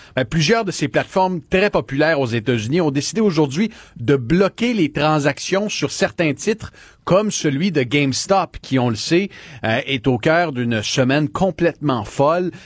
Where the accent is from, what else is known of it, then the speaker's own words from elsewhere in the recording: Quebec, Canada; c'est chez nous, à Laval, au Québec